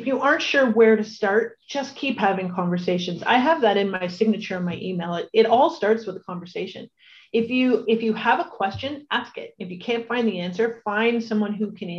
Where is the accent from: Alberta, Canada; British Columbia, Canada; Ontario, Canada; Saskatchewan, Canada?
Ontario, Canada; Welland; also born or lived in Toronto; my hometown